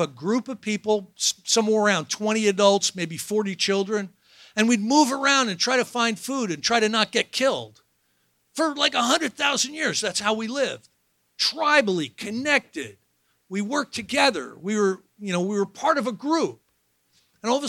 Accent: New Jersey, United States; I'm from New Jersey

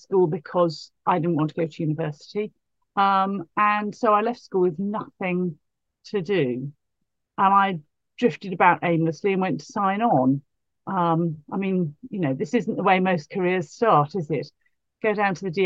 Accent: Bath, South West England, United Kingdom; I grew up in Bath.

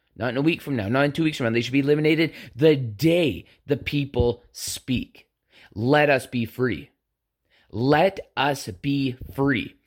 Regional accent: Canada; we are both Canadian

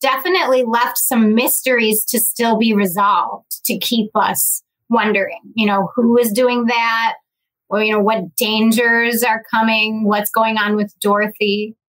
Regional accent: Midwest, United States; I'm from the Midwest and we're all really nice.

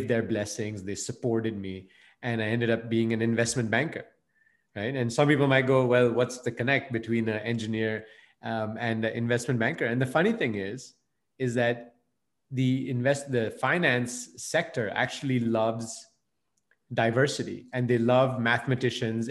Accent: Belgium; moved away as an adult; also born or lived in India; I was, you know, of Indian origin, but I grew up and I was born and raised in Belgium

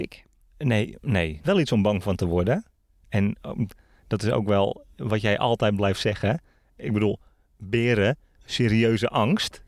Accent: Netherlands

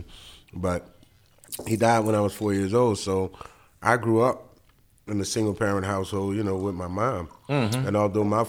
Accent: New Orleans, Louisiana, United States; I'm from Gertown, 17th Ward, Carrollton

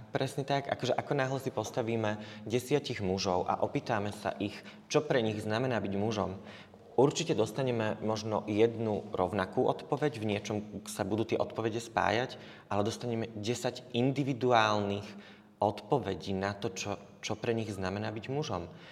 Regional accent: Spišská Nová Ves, Košice Region, Slovakia; moved away as an adult; also born or lived in Germany; now in Košice, Slovakia; ja pochádzam zo Spišskej Novej Vsi

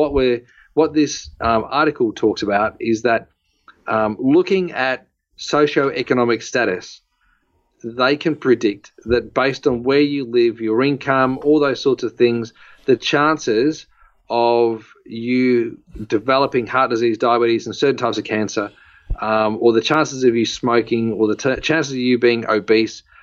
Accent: Noble Park, Victoria, Australia; I grew up in Noble Park

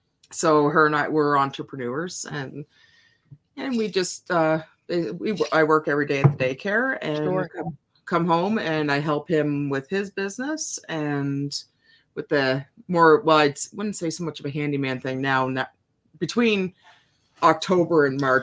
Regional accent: Ontario, Canada; I grew up in Ontario, which was right across from Port Huron, Michigan

